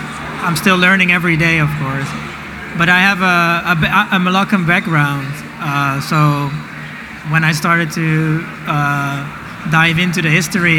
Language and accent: English; Rotterdam, South Holland, Netherlands; I was also born in Rotterdam.